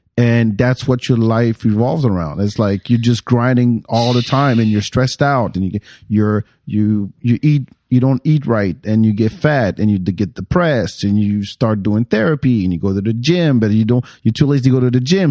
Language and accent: English; France; also born or lived in Texas; now in Austin, United States; I grew up in France